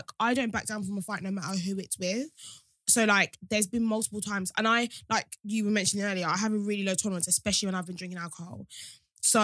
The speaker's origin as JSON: {"language": "English", "town": "Sittingbourne", "region": "South East England", "country": "United Kingdom", "said": "I'm from Sittingbourne."}